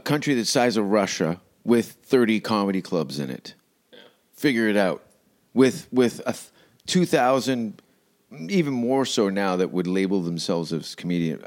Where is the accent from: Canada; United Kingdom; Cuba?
Canada; moved away as an adult; now in Austin, United States; I'm from Canada.